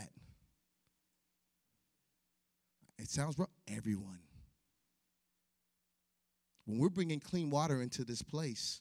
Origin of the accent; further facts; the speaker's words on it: Chicago, Illinois, United States; moved away; I grew up in Chicago